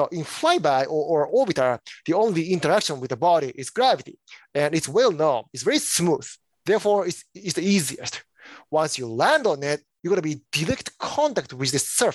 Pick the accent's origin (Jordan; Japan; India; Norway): Japan; now in United States; I am originally from Japan.